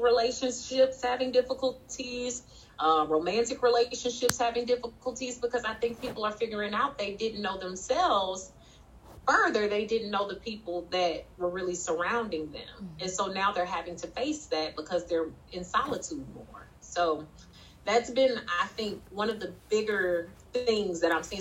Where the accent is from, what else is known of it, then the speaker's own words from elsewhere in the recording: St. Louis, Missouri, United States; also born or lived in Memphis, Tennessee; I was raised in St. Louis and Memphis, Tennessee.